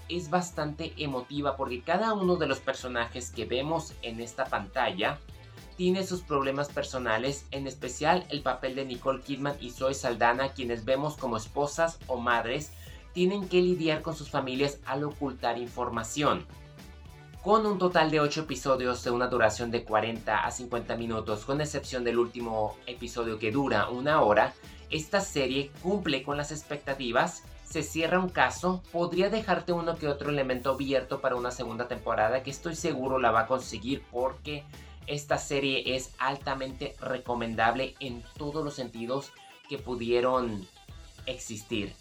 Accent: Mexico; nosotros que somos de México

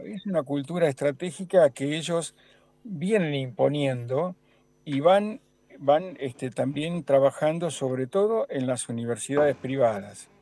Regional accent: Argentina

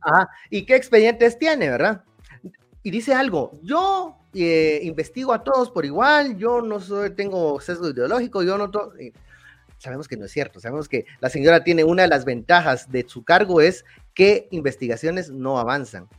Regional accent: Guatemala

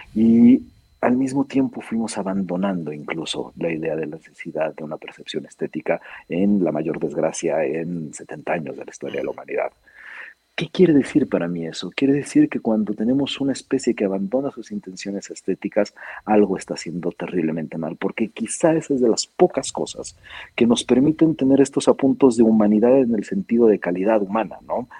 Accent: Mexico; Yo soy primera generación mexicano, sirio-mexicano

